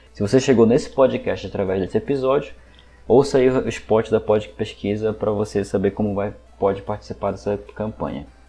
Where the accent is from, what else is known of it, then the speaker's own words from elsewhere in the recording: Belém, Pará, Brazil; Eu, por exemplo, sou de Belém do Pará